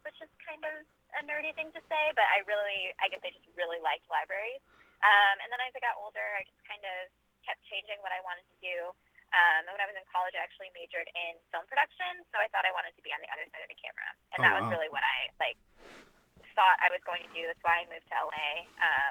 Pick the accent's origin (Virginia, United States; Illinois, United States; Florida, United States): Illinois, United States; Chicago; moved away as an adult; now in Los Angeles, United States; I am originally from Chicago. I grew up there, and I lived there until I was about 22. And then I moved out